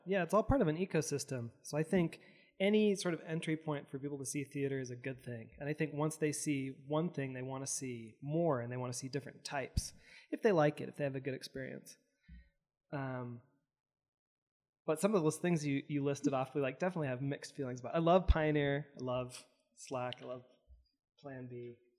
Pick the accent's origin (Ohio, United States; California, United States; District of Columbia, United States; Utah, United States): Utah, United States; Provo; I grew up in Provo